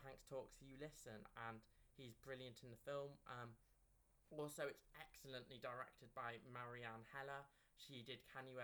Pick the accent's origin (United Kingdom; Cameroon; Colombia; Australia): United Kingdom; we're both British